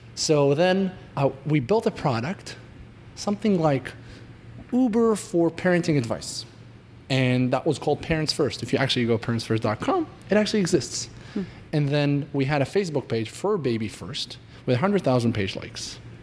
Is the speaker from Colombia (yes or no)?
no; Israel; moved away as an adult; now in United States; I was born and raised in Israel. I moved to the US about four years ago